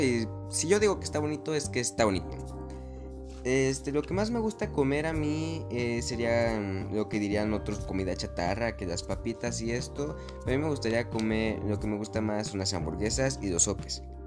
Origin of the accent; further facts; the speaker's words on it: Mexico; Yo vivo en México, soy mexicano de raíz y estoy orgulloso de serlo.